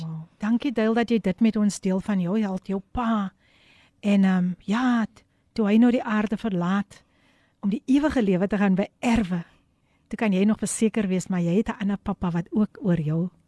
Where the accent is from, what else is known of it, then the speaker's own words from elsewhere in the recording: Somerset West, Western Cape, South Africa; Ek is gebore in Somersetwes